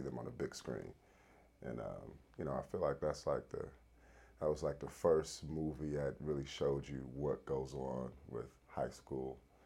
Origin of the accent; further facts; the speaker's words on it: Los Angeles, California, United States; I grew up in South Central